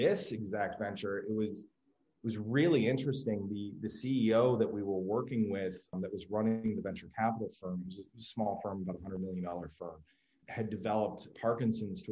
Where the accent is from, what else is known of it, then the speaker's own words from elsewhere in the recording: New York, United States; I grew up in New York and graduated high school in the mid 90s